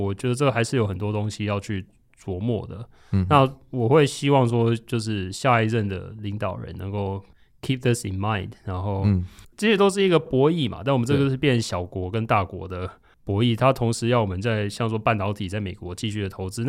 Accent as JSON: {"language": "Chinese", "region": "Tainan", "country": "Taiwan", "said": "我是台南人"}